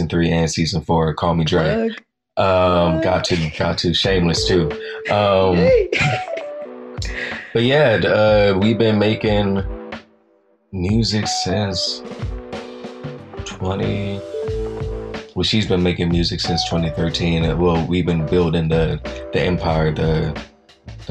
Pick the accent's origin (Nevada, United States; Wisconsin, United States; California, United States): California, United States; Oakland; moved away as an adult; now in New York City, United States; I'm from East Oakland, obviously. It's in the name.